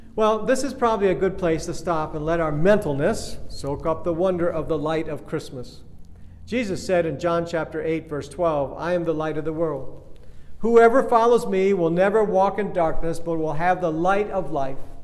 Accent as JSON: {"language": "English", "country": "Kenya", "tie": "born or raised there", "said": "I grew up in Kenya back in the days when bathrooms were outhouses"}